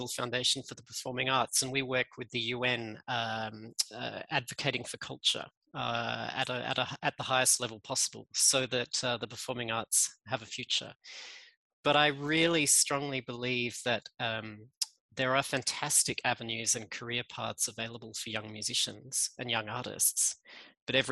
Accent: Australia; accent: Australian; moved away as an adult; now in Geneva, Switzerland; You can hear I'm Australian in my accent

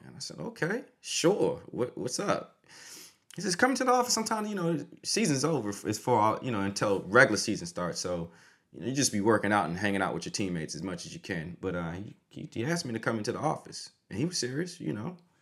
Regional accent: DMV, United States; moved away as an adult; also born or lived in Syracuse; A lot of people from my hometown, a lot of football players, a lot of people from the area, the D N V

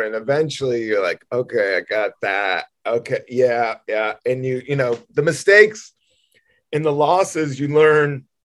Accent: Southern Virginia, United States; moved away; I went to school in Southern Virginia in middle school and high school.

